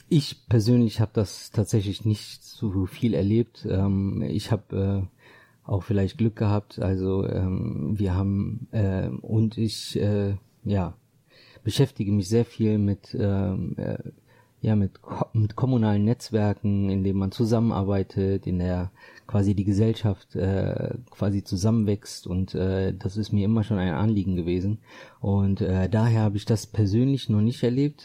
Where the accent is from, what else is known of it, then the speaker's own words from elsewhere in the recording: Düsseldorf, North Rhine-Westphalia, Germany; für mich ist meine Heimat äh, Düsseldorf und äh, ganz speziell äh, Düsseldorf-Benrath